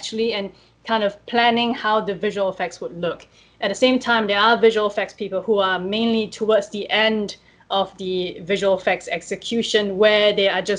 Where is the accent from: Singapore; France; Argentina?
Singapore; moved away; I'm originally from Singapore